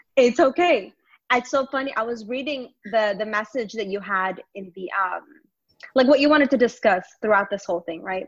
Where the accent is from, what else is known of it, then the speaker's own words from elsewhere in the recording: Longview, Texas, United States; now in Dallas, United States; I grew up in Longview, Texas